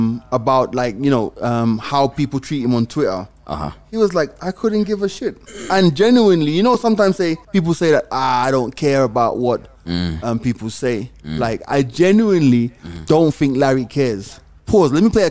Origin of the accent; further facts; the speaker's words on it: England, United Kingdom; I'm English.